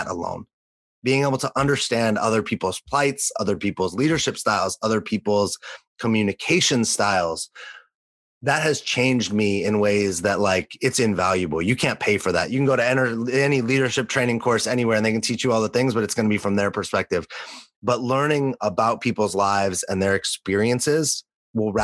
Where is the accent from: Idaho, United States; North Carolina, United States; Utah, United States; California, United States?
California, United States; Los Angeles; also born or lived in New York City; now in San Diego, United States; growing up in Los Angeles